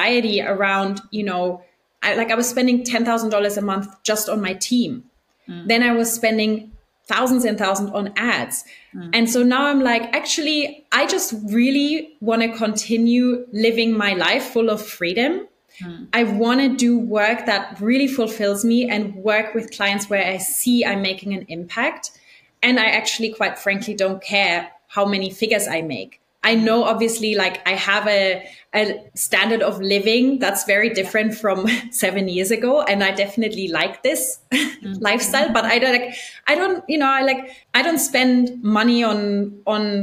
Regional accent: Germany; moved away; also born or lived in Argentina; we're both from Germany and I think it's a very interesting culture to grow up

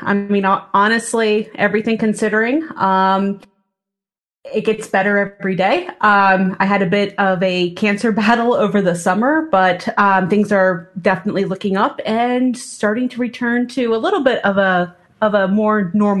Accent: Coshocton, Ohio, United States; I grew up in Eastern Ohio, so we didn't have a hockey team back in the mid 90s.

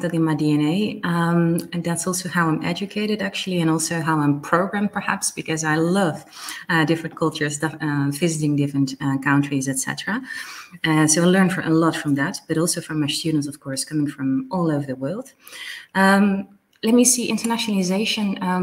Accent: Netherlands; also born or lived in Belgium / France / Belize / Sweden; I'm originally from the Netherlands, born and raised here

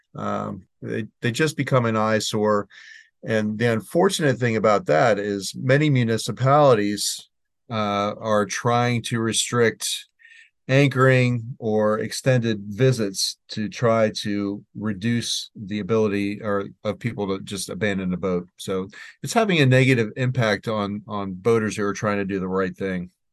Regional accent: Maryland, United States; here in Maryland, my home state

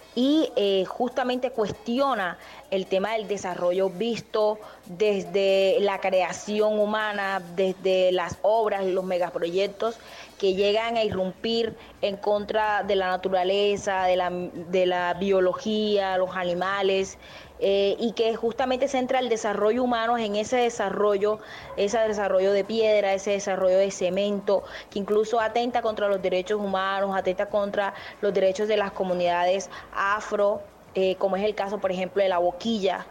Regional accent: Turbaco, Bolívar, Colombia; soy de Turbana, que está un poquito más alejado, digamos, en la región

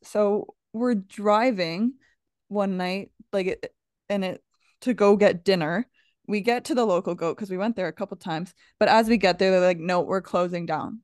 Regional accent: Canada; We're from Canada.

